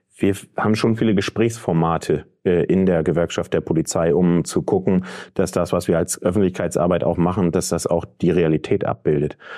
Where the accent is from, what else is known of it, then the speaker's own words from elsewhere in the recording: Verden district, Lower Saxony, Germany; also born or lived in Bremen / Berlin; Ich komme aus dem Landkreis Pferden. Ähm, da bin ich aufgewachsen, bin ich zur Schule gegangen